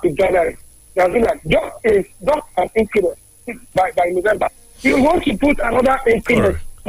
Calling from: Ikorodu, Lagos, Nigeria; I'm calling from Ikorodu.

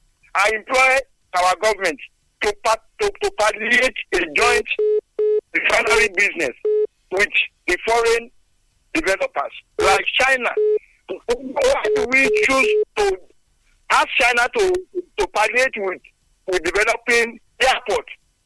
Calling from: Sango, Ogun State, Nigeria; Yes, I am … I'm calling from Sango.

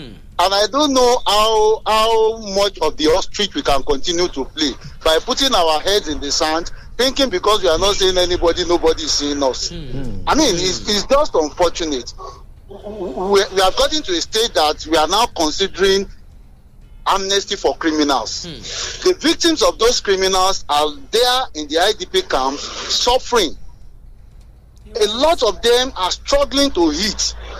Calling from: Abeokuta, Ogun State, Nigeria; from Abeokuta.

